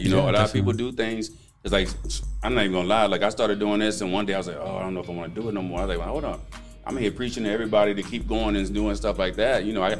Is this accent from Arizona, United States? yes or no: no; Washington, District of Columbia, United States; now in Rio Grande Valley, United States; I got friends from D.C., because that's where I'm from.